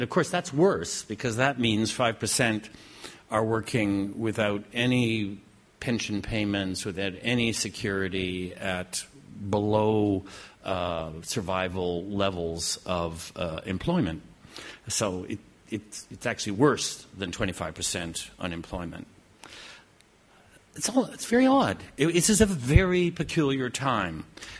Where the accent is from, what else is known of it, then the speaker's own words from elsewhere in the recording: Canada; I have to say that as a Canadian, and we don't often get a chance to say anything like